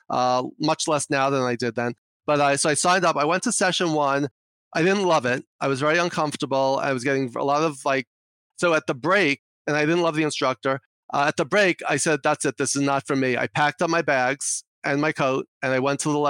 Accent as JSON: {"language": "English", "town": "New York City", "region": "New York", "country": "United States", "accent": "New York", "said": "I'm from New York, if you can't tell from my accent already"}